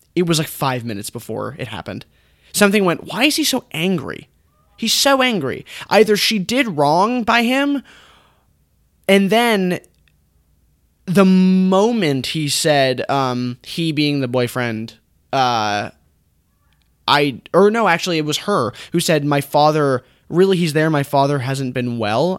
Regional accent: United States; an English-speaking American man

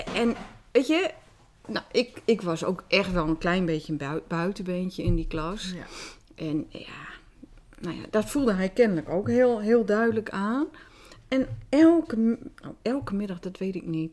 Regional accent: Groningen, Netherlands; accent: Gronings; first language Dutch; Wij spraken ook Nederlands, terwijl iedereen dialect sprak

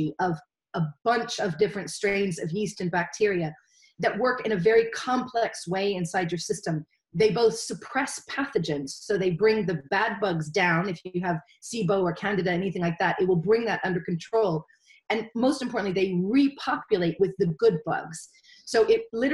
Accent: United States; moved away as an adult; now in Wales, United Kingdom; As an American

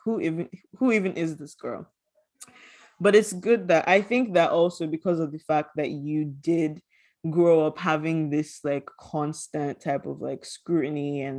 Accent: Nigeria; growing up Nigerian

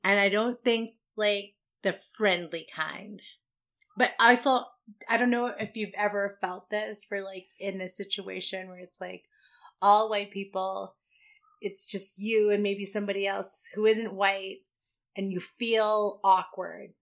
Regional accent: Vancouver, British Columbia, Canada; We're two Asians born and raised in Vancouver.

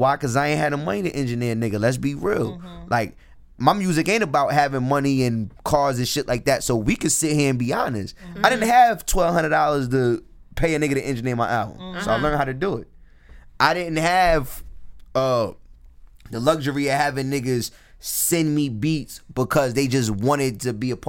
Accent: New York City, New York, United States; I'm going to walk you down the block, and this is a long New York City block. I'm from New York City

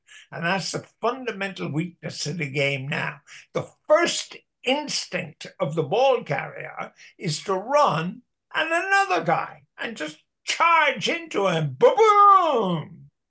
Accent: Cork, Munster, Ireland; accent: Cork accent; now in Dublin, Ireland; But when I came from Cork to Dublin, none of the girls would dance with me because of my Cork accent. So I promptly changed my Cork accent to a melodious Dublin accent.

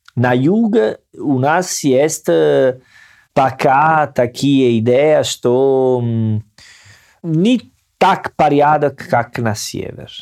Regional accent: Salerno, Campania, Italy; accent: Salernitano; Russian is a second language; moved away; Я из Салерно

